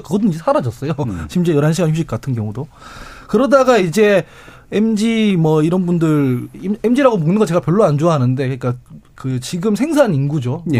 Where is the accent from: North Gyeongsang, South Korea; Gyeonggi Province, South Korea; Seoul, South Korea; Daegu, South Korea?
Daegu, South Korea; 제가 대구 출신인데